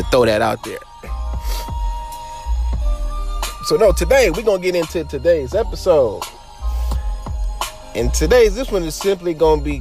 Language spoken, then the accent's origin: English; Los Angeles, California, United States; I grew up in Los Angeles